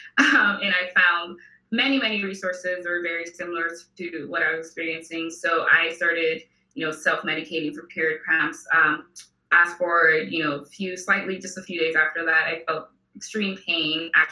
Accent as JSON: {"language": "English", "country": "Nigeria", "also_born_or_lived": "Houston, United States", "moved": "as an adult", "lives_now": "Los Angeles, United States", "said": "I am an immigrant. So I'm originally from Nigeria. I moved to the US in 2010 for college."}